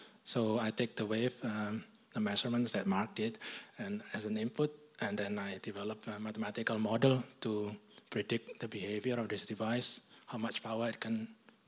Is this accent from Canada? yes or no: no; Indonesia; moved away as an adult; also born or lived in Singapore / Norway / England / Denmark; now in Australia; I'm originally from Indonesia. I have a bit of international background, so I've lived in different countries.